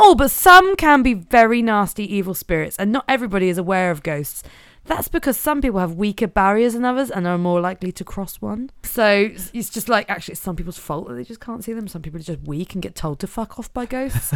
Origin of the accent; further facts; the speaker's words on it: Norfolk, East of England, United Kingdom; I'm from Norfolk